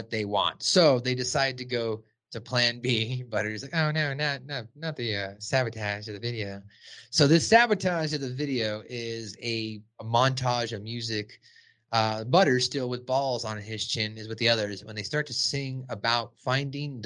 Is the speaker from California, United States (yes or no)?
yes; Los Angeles, California, United States; I grew up in Southern California myself, so Los Angeles